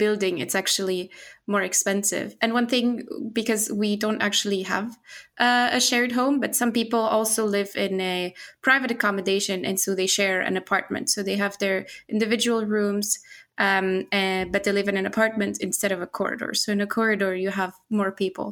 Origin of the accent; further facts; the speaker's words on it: Portugal; now in Linköping, Sweden; I'm from Portugal